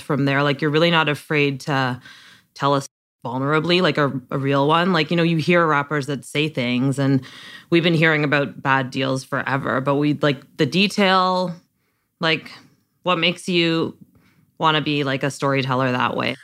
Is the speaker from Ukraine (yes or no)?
no; Canada